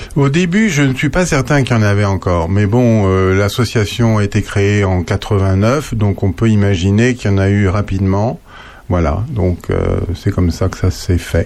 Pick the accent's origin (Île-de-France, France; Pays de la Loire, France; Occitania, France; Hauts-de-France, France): Île-de-France, France; Paris; moved away; quand j'étais gamin, j'étais surtout parisien